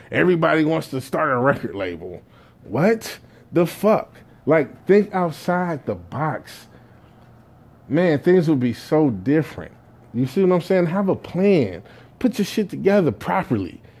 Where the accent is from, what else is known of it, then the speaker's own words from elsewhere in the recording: Jamaica; me being Jamaican